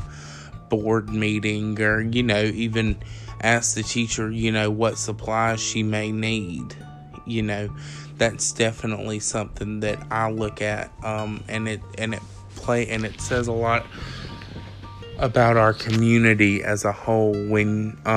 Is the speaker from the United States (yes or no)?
yes; Jones County, Georgia, United States; the Jones County community. We all know each other